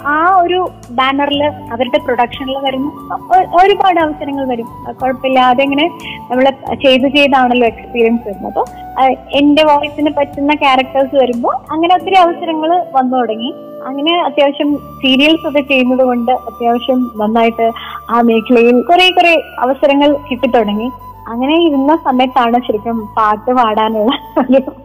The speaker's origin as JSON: {"language": "Malayalam", "town": "Thiruvananthapuram", "region": "Kerala", "country": "India", "tie": "born or raised there", "said": "ഞാൻ ജനിച്ചു വളർന്നത് തിരുവനന്തപുരത്തെ പൂജപ്പുര മുടവൻമുകൾ എന്ന് പറഞ്ഞ സ്ഥലത്താണ്"}